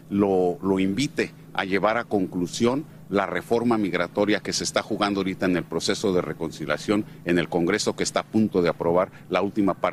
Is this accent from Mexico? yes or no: yes; Mexico; now in United States; los mexicanos y mexicanas en Estados Unidos somos tan importantes como los mexicanos que radican y trabajan en la República Mexicana.